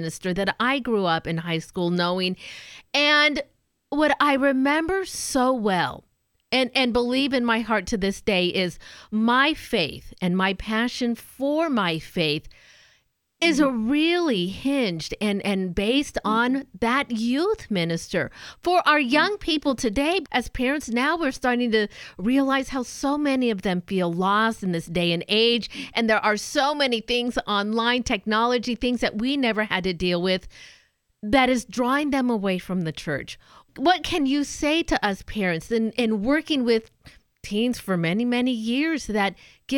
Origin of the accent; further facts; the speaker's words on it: Southern California, United States; I'm a SoCal girl myself